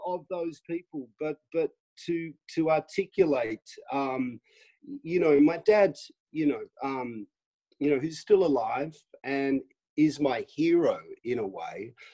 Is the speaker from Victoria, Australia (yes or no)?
yes; Melbourne, Victoria, Australia; now in United Kingdom; I grew up in Melbourne in a very sort of middle class um, existence